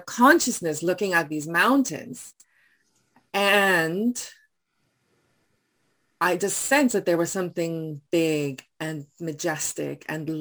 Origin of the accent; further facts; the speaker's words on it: South Africa; first language Afrikaans; English is a second language; moved away as an adult; also born or lived in Taiwan; now in Surrey, Canada; growing up in South Africa, while I was in this white bubble, I was a white person in a majority black country